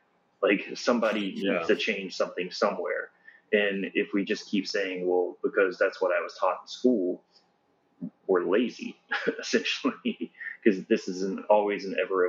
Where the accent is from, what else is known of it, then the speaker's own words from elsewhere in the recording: Florida, United States; I come from Florida.